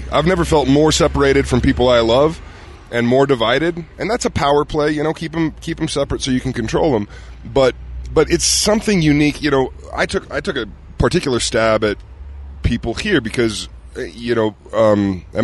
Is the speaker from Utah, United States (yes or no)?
yes; Ogden, Utah, United States; I grew up in Ogden.